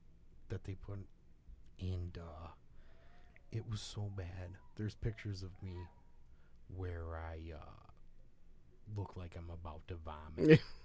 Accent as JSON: {"language": "English", "town": "Chicago", "region": "Illinois", "country": "United States", "tie": "born or raised there", "said": "I grew up in Chicago."}